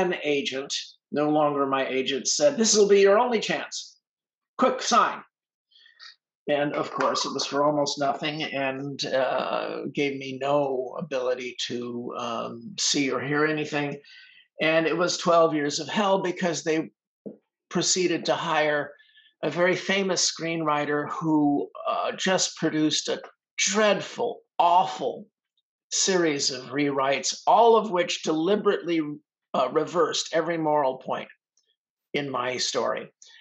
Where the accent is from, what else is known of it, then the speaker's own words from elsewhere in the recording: Los Angeles, California, United States; I grew up in Hollywood